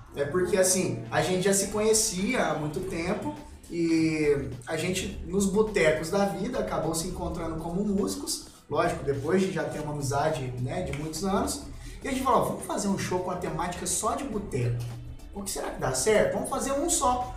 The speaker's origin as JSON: {"language": "Portuguese", "town": "Três Corações", "region": "Minas Gerais", "country": "Brazil", "tie": "born or raised there", "also_born_or_lived": "Pouso Alegre / Lambari", "said": "depois fomos pra Três Corações."}